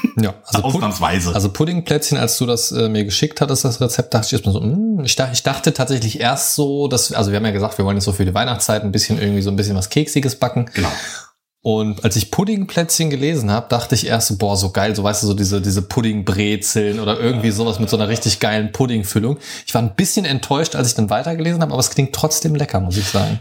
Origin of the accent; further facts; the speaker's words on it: Germany; moved away; in meiner alten Heimat. Mhm. So Niedersachsen, Kassel, so, so mhm. die Ecke im weitesten Sinne